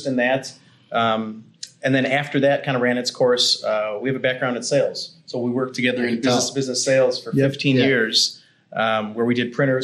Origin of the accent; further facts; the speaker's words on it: West Chicago, Illinois, United States; We grew up in West Chicago, which is a small town.